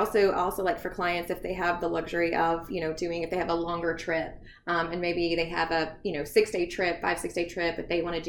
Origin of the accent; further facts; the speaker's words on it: the South, United States; we're Southern, so we're from the South.